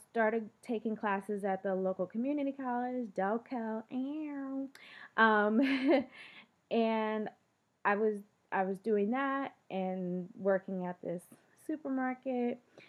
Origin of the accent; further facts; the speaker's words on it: Philadelphia, Pennsylvania, United States; I grew up in Philly for the most part, one or two detours